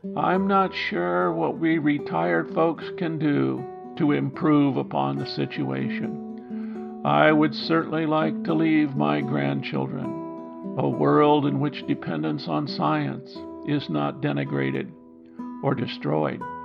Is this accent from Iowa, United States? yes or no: yes; Iowa, United States; Growing up in Iowa